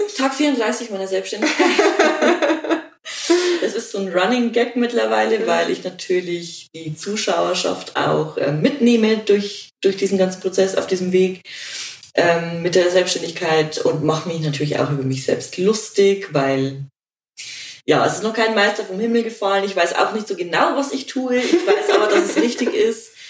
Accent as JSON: {"language": "German", "town": "Regensburg", "region": "Bavaria", "country": "Germany", "said": "ich komme aus Regensburg"}